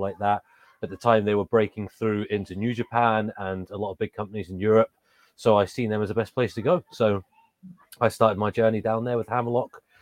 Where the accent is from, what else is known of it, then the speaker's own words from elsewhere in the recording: England, United Kingdom; accent: English; moved away; also born or lived in Scotland; I've got an English accent. I grew up in England, um, but I was living in Scotland when I started my wrestling journey